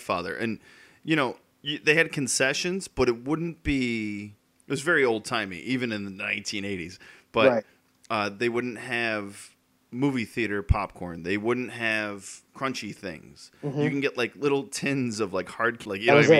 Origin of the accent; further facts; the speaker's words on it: Connecticut, United States; We're both from Connecticut, but we're states away